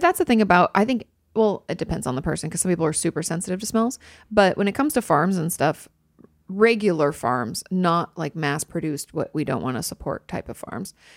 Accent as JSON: {"language": "English", "region": "Pacific Northwest", "country": "United States", "tie": "born or raised there", "said": "when I was growing up in the Pacific Northwest."}